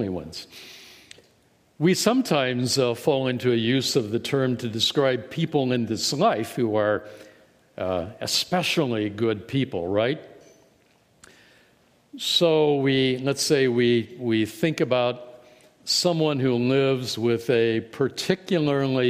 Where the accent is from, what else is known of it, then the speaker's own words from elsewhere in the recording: Indiana, United States; moved away; my home state of Indiana